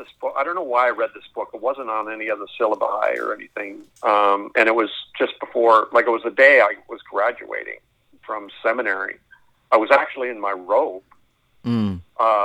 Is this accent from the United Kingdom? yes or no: no; Canada; also born or lived in Springfield, Missouri; I'm a Canadian